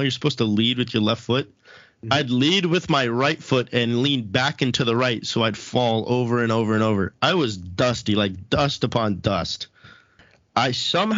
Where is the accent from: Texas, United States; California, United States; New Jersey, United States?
California, United States; Lakewood; I grew up literally same house, Lakewood